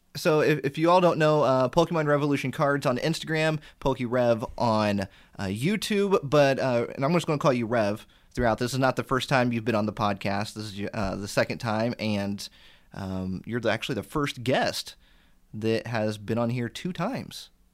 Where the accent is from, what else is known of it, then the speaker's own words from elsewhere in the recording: Indiana, United States; I grew up in Indiana and that's where I still am